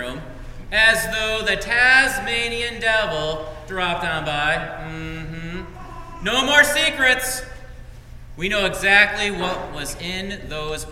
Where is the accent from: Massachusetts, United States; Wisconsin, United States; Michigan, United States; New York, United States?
Michigan, United States; Frankenmuth; moved away; I come from Frankenmuth